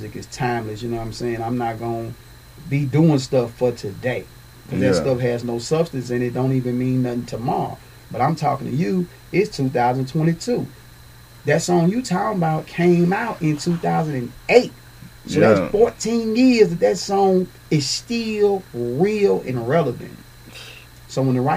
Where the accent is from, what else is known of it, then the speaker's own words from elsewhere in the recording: Nashville, Tennessee, United States; I'm from Nashville, Tennessee.